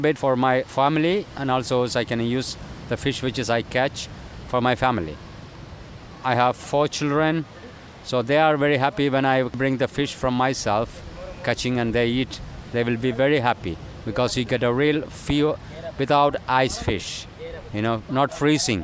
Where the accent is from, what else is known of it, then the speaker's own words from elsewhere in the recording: Kovalam, Kerala, India; I grew up in Kerala, Kovalam